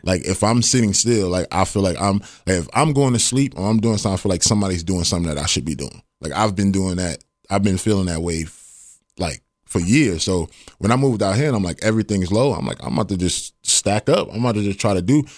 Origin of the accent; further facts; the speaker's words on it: New York, United States; moved away as an adult; now in Ohio, United States; born and raised in Harlem, Harlem, New York. Grew up in the Bronx